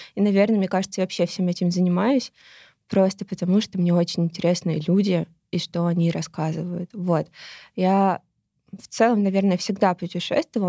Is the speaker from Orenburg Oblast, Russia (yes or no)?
no; Moscow, Russia; я родилась в Москве, и Москва для меня какая-то база